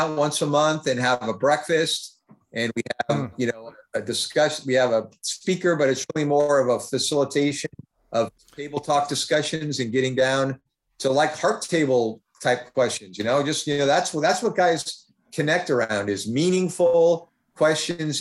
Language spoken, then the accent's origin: English; Fremont, California, United States; little community where I grew up in Fremont